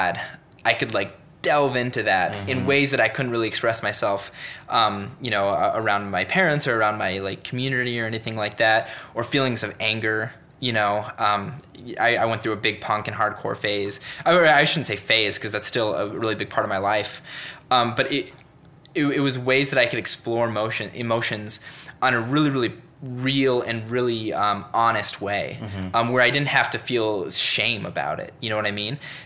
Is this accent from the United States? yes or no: yes; Littleton, Colorado, United States; moved away as an adult; also born or lived in Utah / Seattle, Washington / Swaziland; now in Cincinnati, United States; I grew up in Colorado